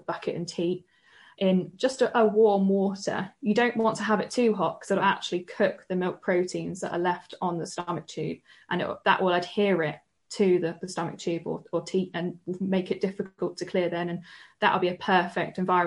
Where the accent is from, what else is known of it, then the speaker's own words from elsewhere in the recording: the Southwest, South West England, United Kingdom; I'm from the Southwest.